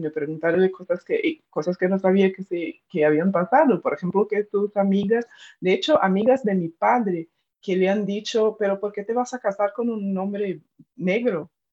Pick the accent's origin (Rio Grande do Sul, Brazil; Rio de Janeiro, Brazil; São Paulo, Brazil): São Paulo, Brazil; interior of São Paulo state, Brazil; Spanish is a second language; moved away as an adult; now in Madrid, Spain; yo nací en el interior de del estado de São Paulo, en Brasil